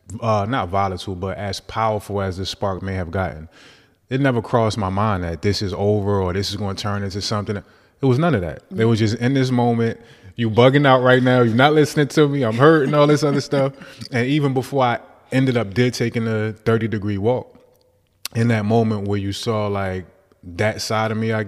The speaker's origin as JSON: {"language": "English", "town": "Newark", "region": "New Jersey", "country": "United States", "said": "I'm from Newark"}